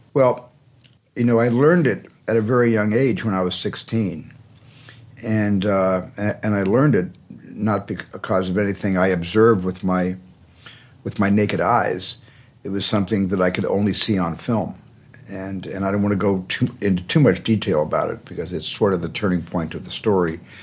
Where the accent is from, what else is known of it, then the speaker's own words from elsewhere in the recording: Arizona, United States; in a family, in a large family growing up in Arizona.